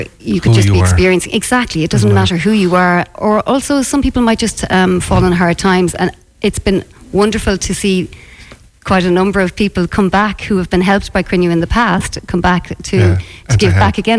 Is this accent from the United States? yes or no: no; Moycullen, Connacht, Ireland; I'm from Ligon.